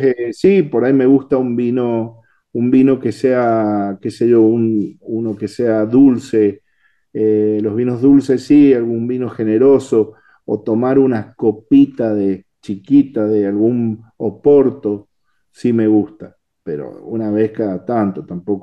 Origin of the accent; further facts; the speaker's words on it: Mendoza, Argentina; Soy mendocino